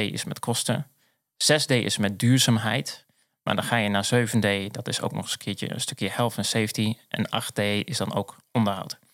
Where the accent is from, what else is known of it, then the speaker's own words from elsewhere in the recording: Zwolle, Overijssel, Netherlands; also born or lived in The Hague; now in Purmerend, Netherlands; Ik ben echt een Zwollenaar. Wij zeggen ook wel een blauwvinger. Ben ik geboren en getogen.